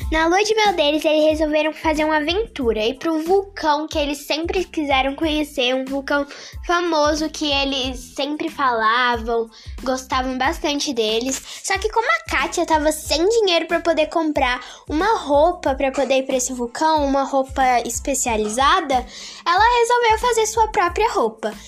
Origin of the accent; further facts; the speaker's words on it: Brasília, Federal District, Brazil; eu tenho 12 anos, sou de Brasília